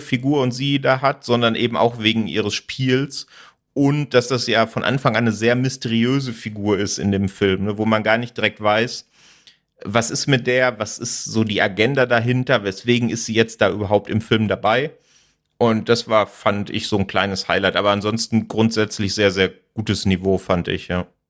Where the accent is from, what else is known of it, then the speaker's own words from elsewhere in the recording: Sauerland, North Rhine-Westphalia, Germany; moved away; ich komme ursprünglich aus dem Sauerland